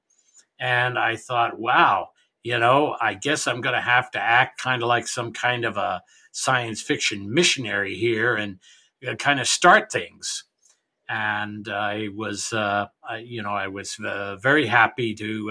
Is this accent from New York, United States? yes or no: yes; New York, United States; moved away; I grew up in New York